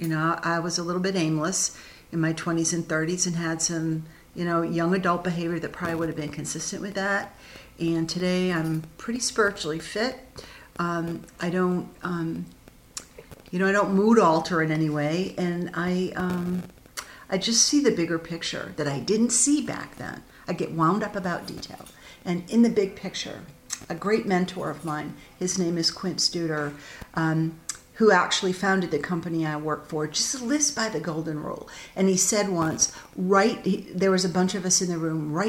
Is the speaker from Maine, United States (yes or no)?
yes; Augusta, Maine, United States; also born or lived in Bath, Maine; I was born and raised in Augusta